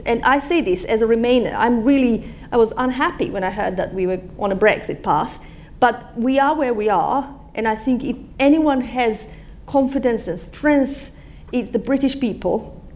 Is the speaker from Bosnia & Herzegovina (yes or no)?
yes; Bosnia & Herzegovina; now in United Kingdom; I was born in Bosnia